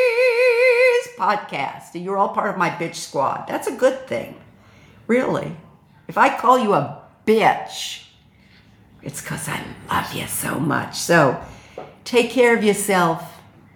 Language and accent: English; New York City, New York, United States; I'm from Brooklyn